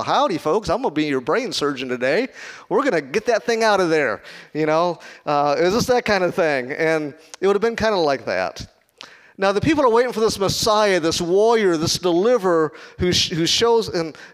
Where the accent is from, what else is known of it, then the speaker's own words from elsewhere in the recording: Chicago, Illinois, United States; I'm from Chicago, not from Kansas.